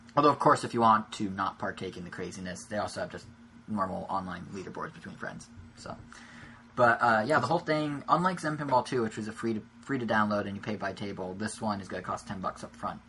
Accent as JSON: {"language": "English", "country": "United States", "first_language": "English", "said": "I only know English because I'm American"}